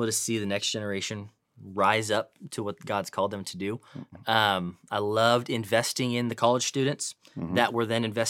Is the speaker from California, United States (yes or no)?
yes; California, United States; now in Dallas, United States; but I'm born and raised in Northern California.